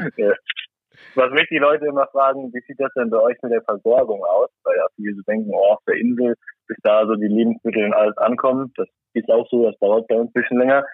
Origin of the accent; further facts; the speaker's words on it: Saarland, Germany; moved away as an adult; also born or lived in Kiel; now in Norway; ursprünglich komme ich aus dem Saarland